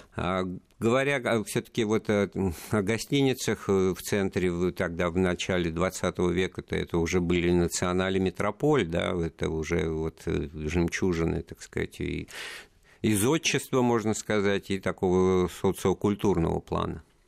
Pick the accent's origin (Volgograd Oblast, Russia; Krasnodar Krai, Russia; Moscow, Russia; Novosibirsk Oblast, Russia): Moscow, Russia; как коренной москвич